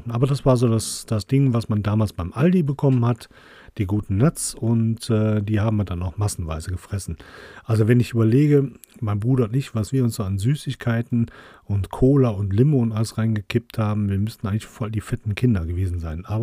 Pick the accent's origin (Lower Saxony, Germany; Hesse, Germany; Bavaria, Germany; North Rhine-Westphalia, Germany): North Rhine-Westphalia, Germany; Krefeld; Das war damals äh, das Massa, so hieß das bei uns in der Nähe in St. Tönis. Dann gab es einen Divi bei uns in Krefeld